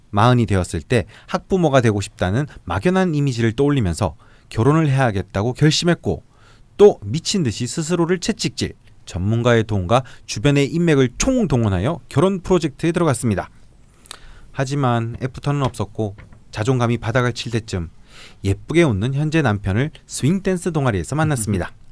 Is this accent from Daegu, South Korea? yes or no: no; Ulsan, South Korea; 어릴 때 울산에서 태어나 병술 아빠와 정유 엄마 그리고 개유 남동생과 함께 신나게 싸우면서 자랐습니다.